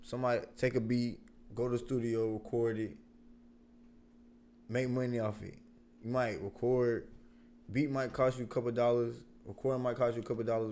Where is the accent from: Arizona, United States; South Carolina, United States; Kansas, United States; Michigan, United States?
South Carolina, United States; Columbia; I'm from Columbia, South Carolina. You already know, Northeast Side, Columbia, Parkway.